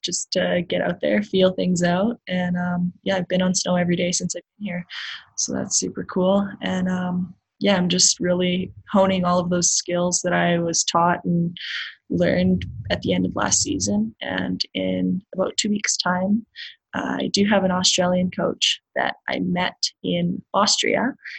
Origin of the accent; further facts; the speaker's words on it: Canada; as a Canadian